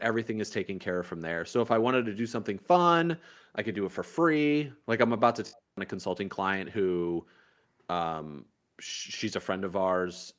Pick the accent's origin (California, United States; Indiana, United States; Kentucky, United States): Indiana, United States; now in Miami, United States; growing up in Indiana